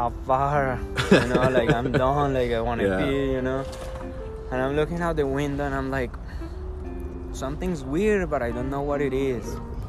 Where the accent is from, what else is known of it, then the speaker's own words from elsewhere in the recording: Bogotá, Bogotá Capital District, Colombia; English is a second language; moved away as an adult; also born or lived in Spain / El Salvador; now in Canton, North Carolina, United States; Since I came from Colombia, like, I grew up in Bogota, and Bogota is at 9,000 feet above sea level.